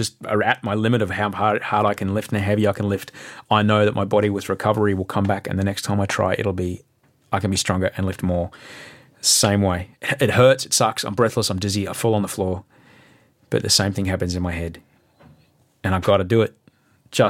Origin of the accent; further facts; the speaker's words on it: Australia; as an Australian, as a voter, as a parent